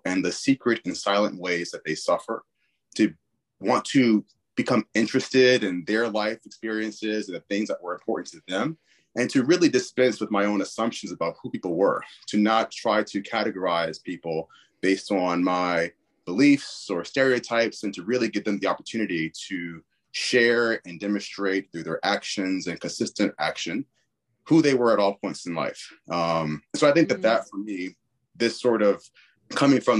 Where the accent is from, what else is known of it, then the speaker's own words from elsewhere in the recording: Richmond, Virginia, United States; I was born and raised in Richmond, Virginia